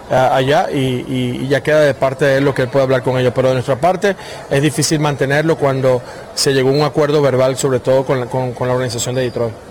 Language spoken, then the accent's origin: Spanish; Venezuela; la mayor satisfacción que podemos tener nosotros como grupo, como seleccionados venezolanos